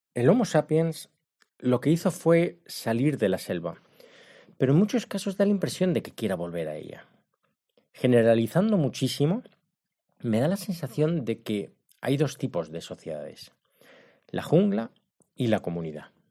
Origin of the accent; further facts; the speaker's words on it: Spain; moved away; soy de España